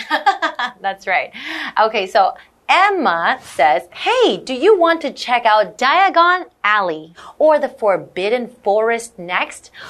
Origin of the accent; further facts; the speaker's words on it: Ontario, Canada; I grew up in Canada, in yeah. Ontario, Canada.